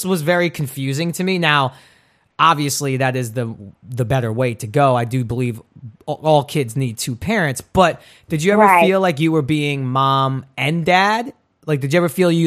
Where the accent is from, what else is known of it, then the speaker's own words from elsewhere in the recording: New York City, New York, United States; growing up in Brooklyn, which is sort of a rough and tough neighborhood if you're not street smart.